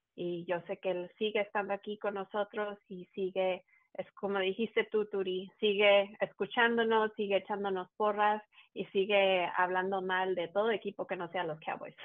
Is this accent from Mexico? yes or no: yes; Mexico; uno siendo mexicano